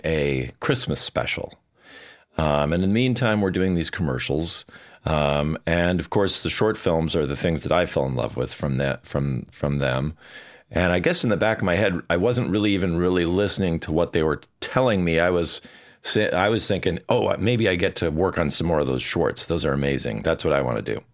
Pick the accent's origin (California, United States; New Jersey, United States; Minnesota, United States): Minnesota, United States; Bloomington; also born or lived in Edina, Minnesota; I was born in Bloomington, Minnesota. Well, actually, Edina, but I grew up in Bloomington, which is, uh, you know, just south of the Twin Cities